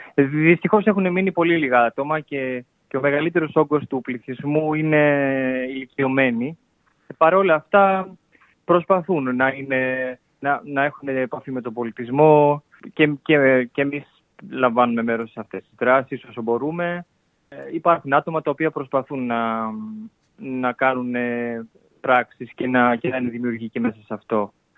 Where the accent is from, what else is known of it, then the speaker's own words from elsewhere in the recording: Pyrgos, Western Greece, Greece; now in Istanbul, Turkey; Εγώ από τον πύργο τη Ηλία